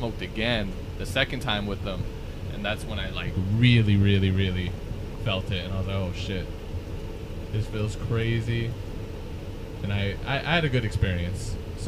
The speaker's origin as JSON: {"language": "English", "town": "Las Vegas", "region": "Nevada", "country": "United States", "said": "Las Vegas."}